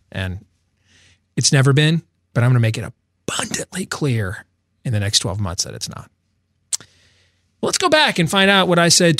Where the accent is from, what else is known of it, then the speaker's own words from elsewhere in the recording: Missouri, United States; I'm from Missouri. You got to show me.